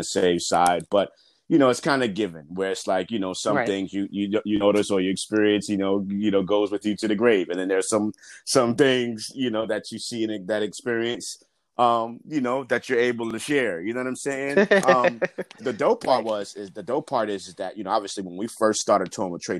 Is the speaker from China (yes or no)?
no; New York City, New York, United States; being born and raised in New York